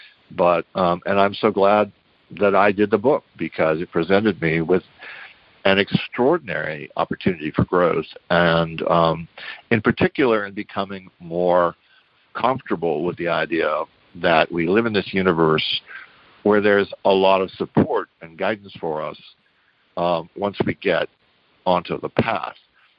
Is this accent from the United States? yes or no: yes; New Rochelle, New York, United States; moved away; also born or lived in Texas / San Antonio; told her I'd grown up in New Rochelle.